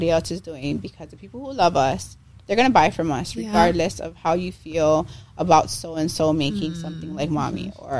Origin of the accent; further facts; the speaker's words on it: Kailua, Hawaii, United States; I call Kailua my hometown because I've gone to all schools in Kailua.